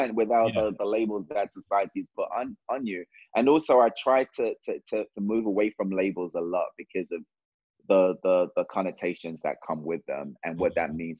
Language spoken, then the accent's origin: English; Jamaica; I'm just like, I'm Jamaican. We don't call people that.